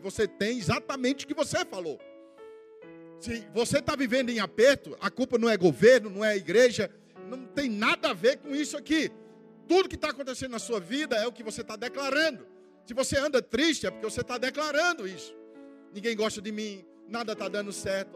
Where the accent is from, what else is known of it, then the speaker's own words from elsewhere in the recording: Campina Grande, Paraíba, Brazil; sou lá de Campina Grande